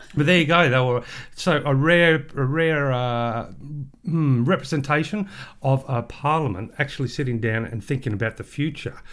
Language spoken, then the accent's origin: English; Australia; we are Australian book lovers